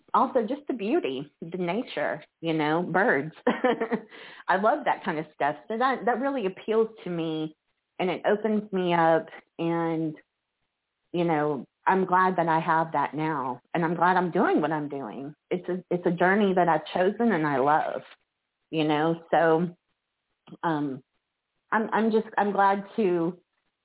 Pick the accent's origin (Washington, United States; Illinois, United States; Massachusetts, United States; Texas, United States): Texas, United States; Pearland; moved away as an adult; also born or lived in Metairie, Louisiana / Fairhope, Alabama; now in Pensacola, United States; I was born in the New Orleans area, Metairie, and then my family moved to Houston, or Pearland, better yet, which is just a suburb of Houston, when I was about 8. And so I lived there until I was in my late 20s